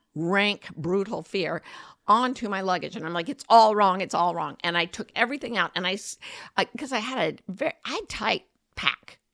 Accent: United States; I'm American

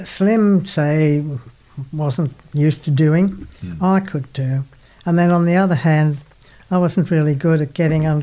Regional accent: Singleton, New South Wales, Australia; I was born in Singleton in the Hunter Valley.

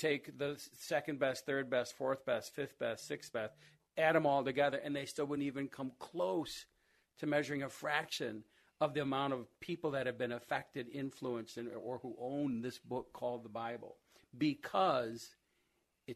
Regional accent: Rochester, United States; I grew up here in Rochester and went to school

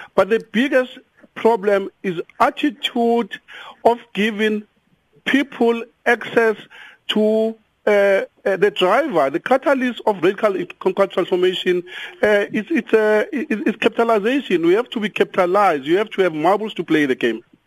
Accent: South Africa; We are all South Africans

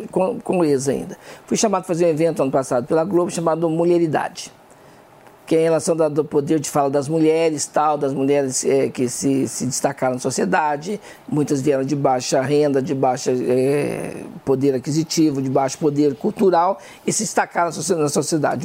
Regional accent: southern Minas Gerais, Brazil; moved away; Eu sou de uma região do sul de Minas

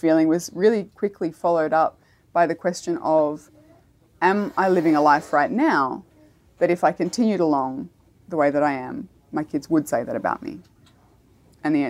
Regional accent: Australia; as an Australian

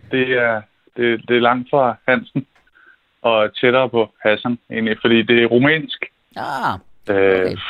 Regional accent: Denmark; jeg er jo dansker

